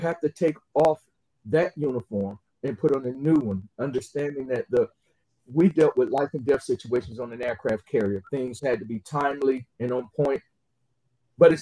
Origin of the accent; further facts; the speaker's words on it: Atlanta, Georgia, United States; now in Jacksonville, United States; city of Atlanta, Georgia, which is my hometown